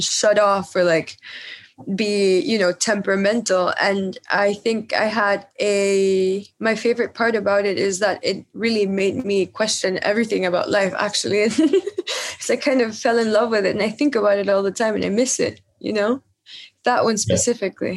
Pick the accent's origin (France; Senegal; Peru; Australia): Peru; moved away as an adult; now in New York, United States; when I was growing up in Peru with my mom and my grandma